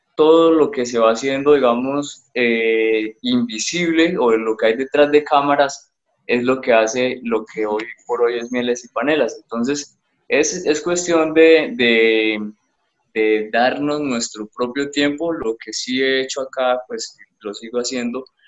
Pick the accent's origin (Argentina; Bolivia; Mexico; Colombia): Colombia; Bucaramanga, Santander; also born or lived in Cúcuta; yo nací en Cúcuta, pero crecí en Bucaramanga estudié en Bucaramanga